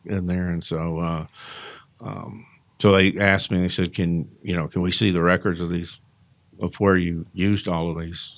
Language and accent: English; Kentucky, United States; moved away as an adult; now in Georgia, United States; I'm came from Kentucky, so I'm not originally from here